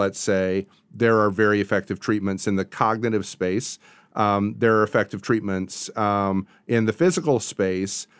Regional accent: Portage, Michigan, United States; moved away as an adult; also born or lived in Virginia / California / Kalamazoo, Michigan; now in Nashville, United States; I grew up in Portage, um, moved to Virginia, then later to California for graduate school

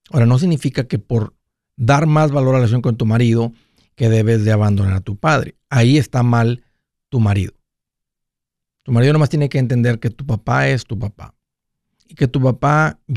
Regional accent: Guerrero, Mexico; now in United States; compramos unos terrenos allá de donde soy de Guerrero este

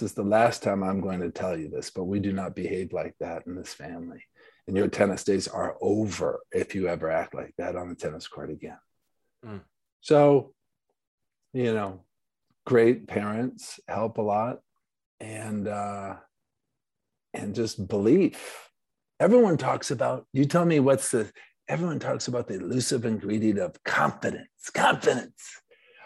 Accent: Grand Rapids, Michigan, United States; also born or lived in Ludington, Michigan; we moved from Ludington to Grand Rapids, Michigan, went to East Grand Rapids High School

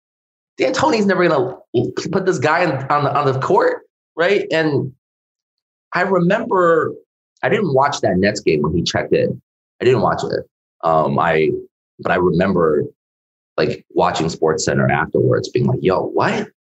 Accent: Connecticut, United States; I grew up in Connecticut

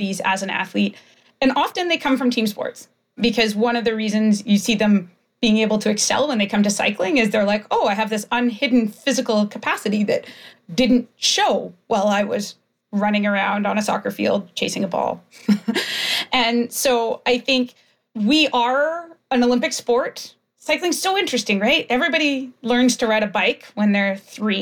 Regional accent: Canada; growing up in Canada

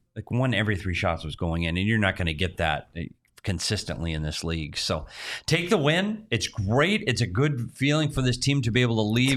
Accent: Minnesota, United States; now in Phoenix, United States; I grew up in Minnesota

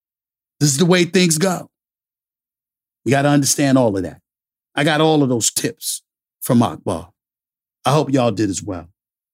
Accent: New York City, New York, United States; In the book, I talk about my life before ESPN, growing up in Hollis, Queens, New York, how sports proved to be my salvation.

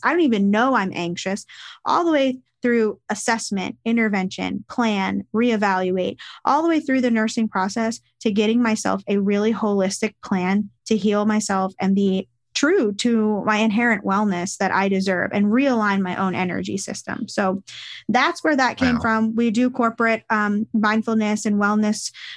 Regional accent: Texas, United States; we're from Texas

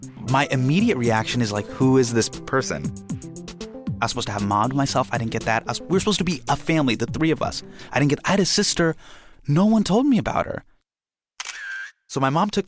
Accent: Davis, California, United States; we live Davis, Sacramento, Northern California

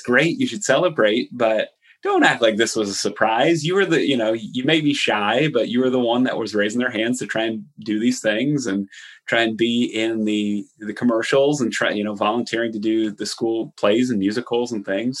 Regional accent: Allentown, Pennsylvania, United States; they're in Allentown, my hometown.

